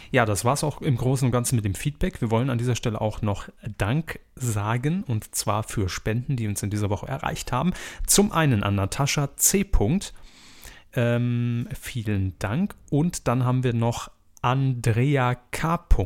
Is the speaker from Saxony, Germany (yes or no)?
no; Baden-Württemberg, Germany; obwohl sie sich recht suffisant über meine Heimat Baden-Württemberg geäußert haben.